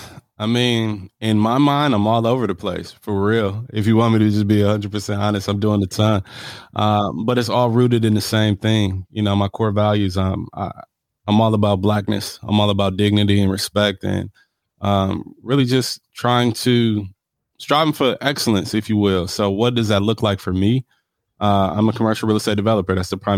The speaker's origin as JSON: {"language": "English", "town": "Los Angeles", "region": "California", "country": "United States", "tie": "born there", "said": "I was born in Los Angeles. I was in an earthquake when I was 5, and I lost everything."}